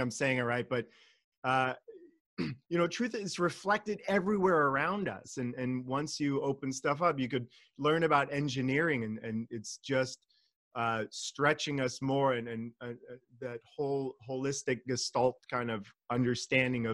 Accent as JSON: {"language": "English", "region": "California", "country": "United States", "tie": "born or raised there", "also_born_or_lived": "Germany / Austria", "said": "I was born and raised in California, and the majority of my life has been here"}